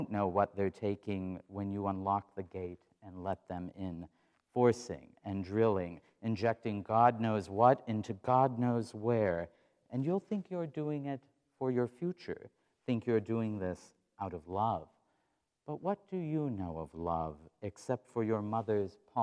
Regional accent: Watford City, North Dakota, United States; moved away as an adult; now in Iowa, United States; We did go to North Dakota, my home state

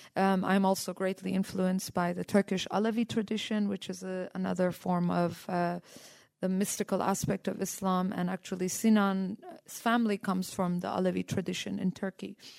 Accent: India; also born or lived in Iran / Canada; now in United States; I'm uh, uh, born in Iran and raised in India

